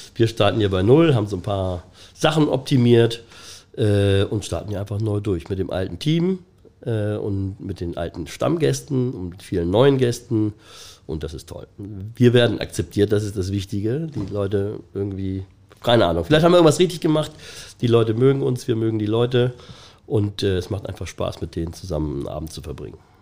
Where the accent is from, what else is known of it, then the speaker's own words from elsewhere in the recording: Hamburg, Germany; also born or lived in Ottensen, Hamburg; In meiner Kindheit, in meiner Jugend ähm, bin ich in Ostdorf mit meiner Familie